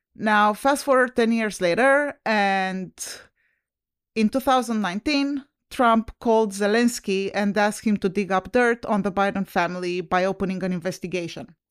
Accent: Romania; now in United States; I'm originally from Romania

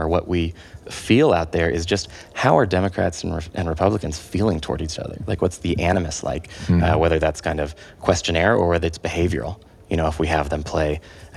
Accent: Santa Barbara, California, United States; I grew up in Santa Barbara

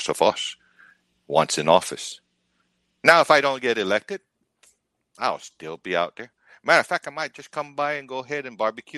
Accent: Guam; now in Texas, United States; I am from Guam

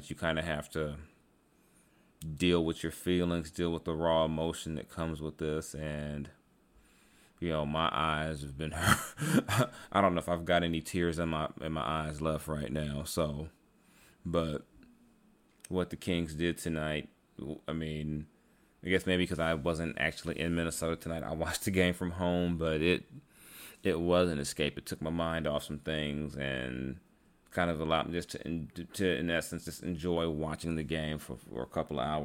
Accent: Bahamas; Growing up in the Bahamas, Kobe was that guy who made you believe. He helped me get out.

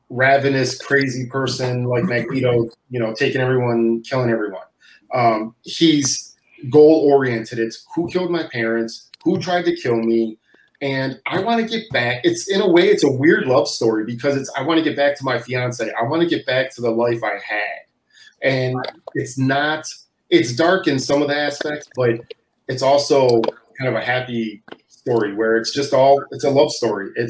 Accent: Cleveland, Ohio, United States; moved away; me and my wife originally from Cleveland.

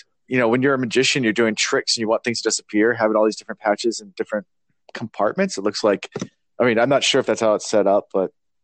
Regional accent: Virginia, United States; we're from Virginia

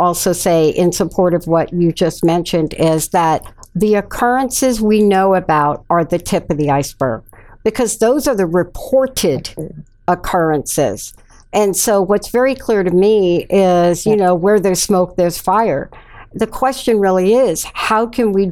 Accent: New York City, New York, United States; I'm a kid from the Bronx. I'm a kid from the South Bronx and middle sections of Bronx. So I had my time in the projects

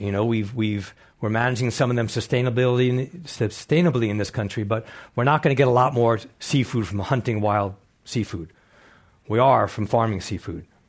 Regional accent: East End, Long Island, New York, United States; moved away as an adult; I grew up on the East Coast, on the East End, Long Island, New York, fishing, clamming, hunting

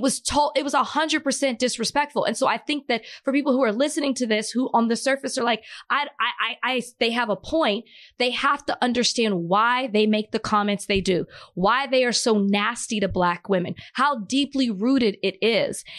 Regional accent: Dallas, Texas, United States; I'm from Dallas

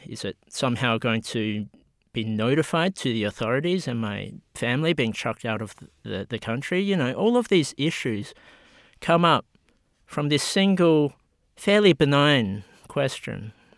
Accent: Australia; I was born in Australia

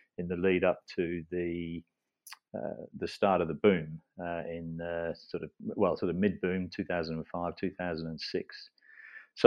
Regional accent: England, United Kingdom; moved away as an adult; now in Australia; I'm English originally

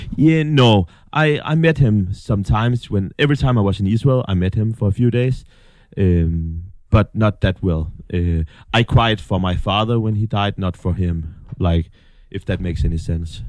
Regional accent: North Denmark Region, Denmark; moved away; we have, um, a big factory in, in my hometown, Martin. That's the guys who make all the lights

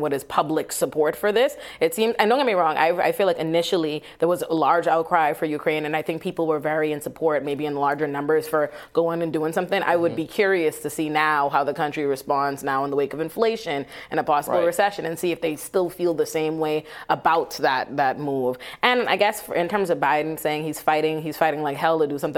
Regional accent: Nassau, New Providence, Bahamas; moved away; Nassau, the island I'm from in the Bahamas, is 21 by 7 miles long.

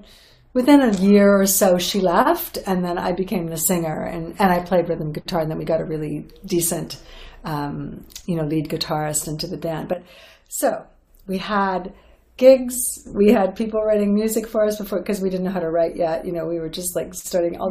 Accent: Toronto, Ontario, Canada; We're from Canada, from Toronto

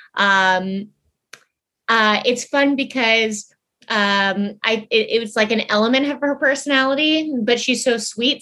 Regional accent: Tucson, Arizona, United States; now in Los Angeles, United States; I was born, um, I was born in Tucson, Arizona, and then we had a ranch forever

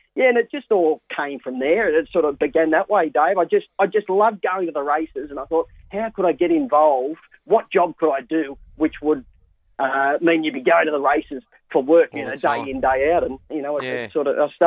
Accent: Newcastle, New South Wales, Australia; I was born and bred in Newcastle

